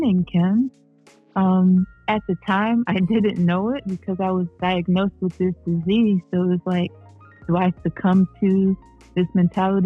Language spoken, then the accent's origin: English; Cleveland Heights, Ohio, United States; also born or lived in Norfolk, Virginia; I am from Cleveland Heights